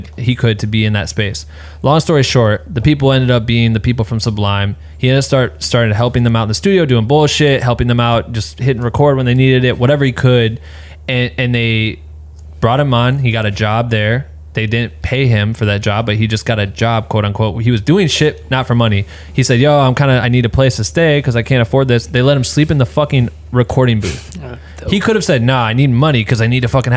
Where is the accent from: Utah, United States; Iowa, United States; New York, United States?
Iowa, United States; moved away as an adult; now in Los Angeles, United States; I'm from Iowa